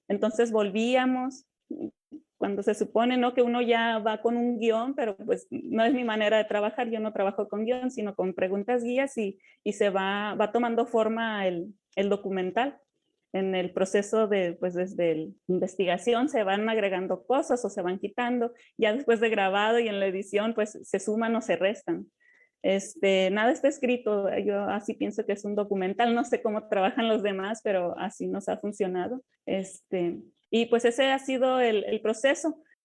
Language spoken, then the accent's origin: Spanish; Yoreme people, Yoreme territory, Mexico; como pueblo Lloreme, pues nos conocíamos y pues convivimos, vamos y venimos de pueblos en pueblos